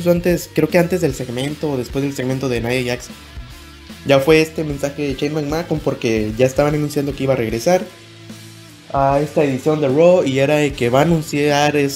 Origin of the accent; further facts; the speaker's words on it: Nuevo León, Mexico; como buen regio que soy, pues mi apoyo va directamente hacia Ángel Garza